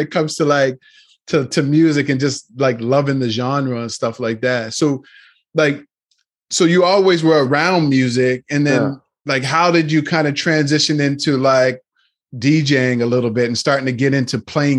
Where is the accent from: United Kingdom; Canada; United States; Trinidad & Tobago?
Canada; Nova Scotia; I grew up in Nova Scotia, so I missed all of that diversity, you know. Grew up around a lot of black people and a lot of white people and a few Lebanese. And then I was always coming back and forth to Toronto